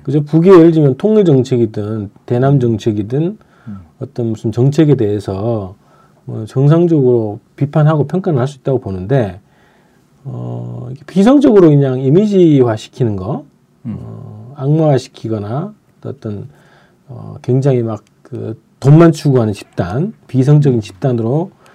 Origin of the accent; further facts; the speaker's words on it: Andong, North Gyeongsang, South Korea; moved away; 제가 그 고향이 안동이잖아요